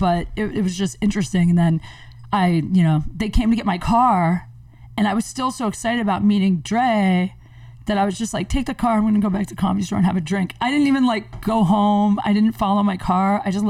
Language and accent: English; Ohio, United States; moved away; also born or lived in Venice, California; I grew up in Ohio